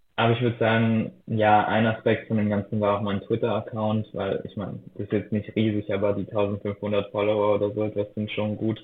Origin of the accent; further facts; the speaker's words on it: Austria; moved away as an adult; also born or lived in Berlin; damals noch in Österreich, dort wo ich aufgewachsen bin